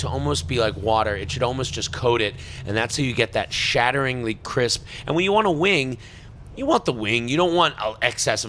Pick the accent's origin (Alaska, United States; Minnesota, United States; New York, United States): New York, United States; Long Island; moved away; I'm from New York. Yeah. I'm from Long Island